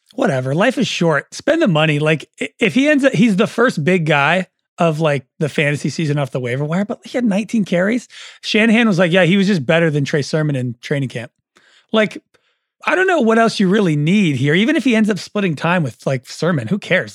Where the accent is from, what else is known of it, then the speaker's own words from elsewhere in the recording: Oakland, California, United States; I'm also from Oakland